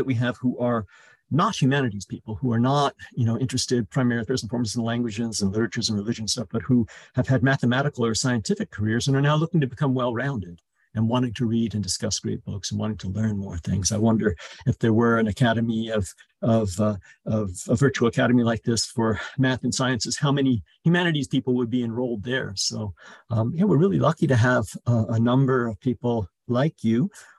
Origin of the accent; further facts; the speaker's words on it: Chicago, Illinois, United States; born there; also born or lived in Italy / England; I was born in Chicago, but we moved to Italy and then England when I was a little child, and then back to America